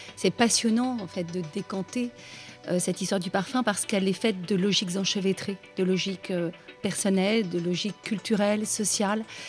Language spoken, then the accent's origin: French; Cantal, Auvergne-Rhône-Alpes, France; je suis née en Auvergne, dans le Cantal